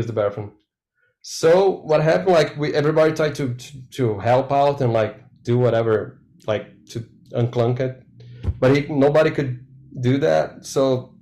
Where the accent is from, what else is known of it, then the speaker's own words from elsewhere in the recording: Curitiba, Paraná, Brazil; English is a second language; I grew up in Curitiba, is a city in the south